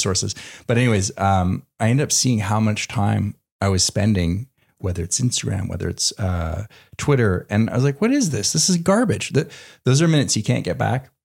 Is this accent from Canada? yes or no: yes; Canada; moved away; growing up in Canada